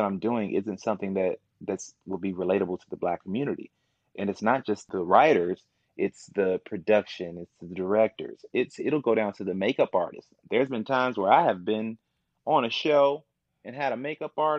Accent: Kankakee, Illinois, United States; also born or lived in Momence, Illinois; I'm from Kankakee, Illinois. So I was raised in Kankakee. I went to Kankakee High School

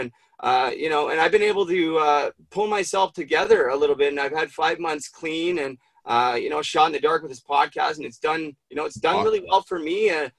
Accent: Vancouver, British Columbia, Canada; I grew up in Vancouver.

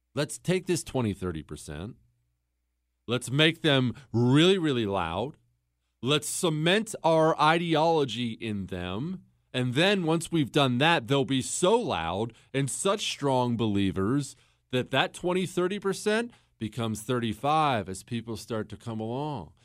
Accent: Montana, United States; also born or lived in Ohio; we moved from Ohio to Montana when I was ten years old

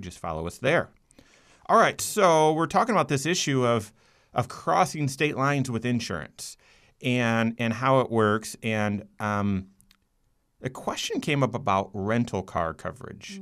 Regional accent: Grand Rapids, Michigan, United States; also born or lived in Rochester, New York; growing up in Grand Rapids

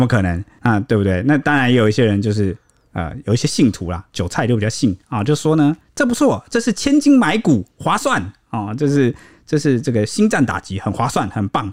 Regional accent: Taiwan; 我们台湾这边方面的人

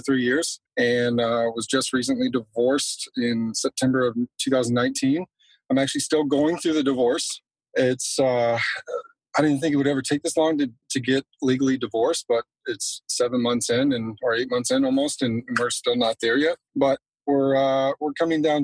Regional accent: Texas, United States; I was born and raised in Texas

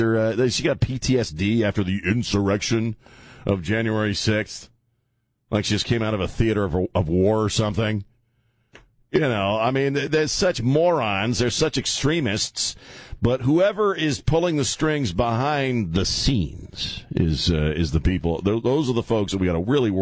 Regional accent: Delmarva Peninsula, United States; now in San Antonio, United States; I grew up on Delmarva, which is Delaware, Maryland, and Virginia. The Delmarva Peninsula

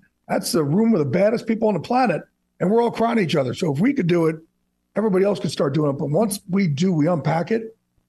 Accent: New Jersey, United States

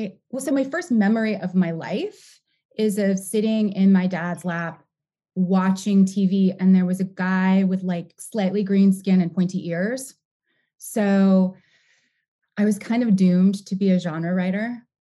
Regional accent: New York, United States; born there; also born or lived in Cincinnati / California; I was born in New York. I was born in the Bronx. And we moved around a little bit when I was a little kid. My dad got a job in Cincinnati.

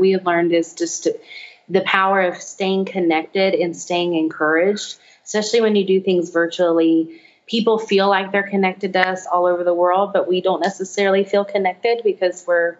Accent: Louisiana, United States; We're from Louisiana. We need some crawfish.

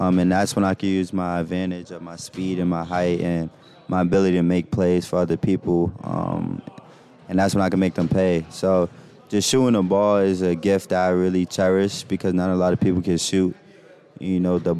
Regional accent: New York City, New York, United States; I played basketball growing up in New York City

